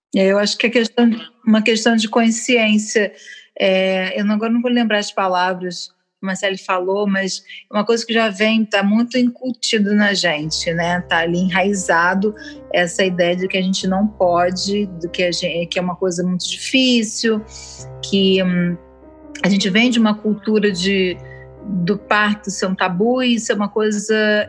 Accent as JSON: {"language": "Portuguese", "town": "Niterói", "region": "Rio de Janeiro", "country": "Brazil", "said": "Eu sou de Niterói"}